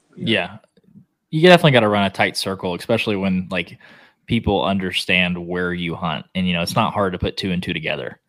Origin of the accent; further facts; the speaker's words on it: Oklahoma, United States; now in Texas, United States; I live in Texas now but I'm from Oklahoma